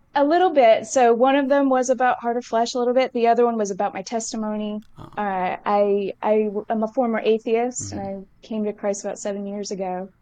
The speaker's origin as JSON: {"language": "English", "town": "Somerset", "region": "Massachusetts", "country": "United States", "tie": "born or raised there", "said": "where I grew up in Massachusetts"}